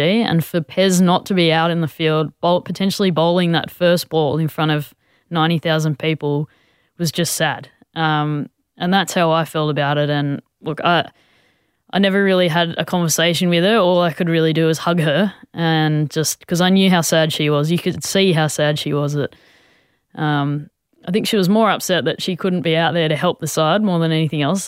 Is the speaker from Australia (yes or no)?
yes; Australia; a lot of us as Aussie players